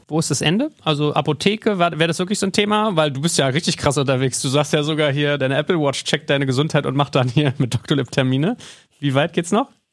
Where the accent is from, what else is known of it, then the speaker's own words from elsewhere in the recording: Germany; gerade als Deutsche